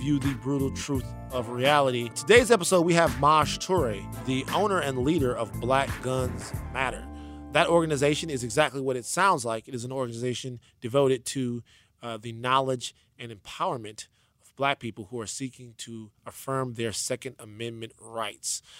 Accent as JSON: {"language": "English", "town": "Baton Rouge", "region": "Louisiana", "country": "United States", "said": "I'm from Baton Rouge, Louisiana."}